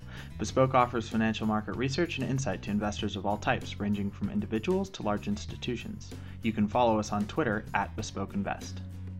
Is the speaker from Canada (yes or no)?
yes; Canada; I was born and raised in Canada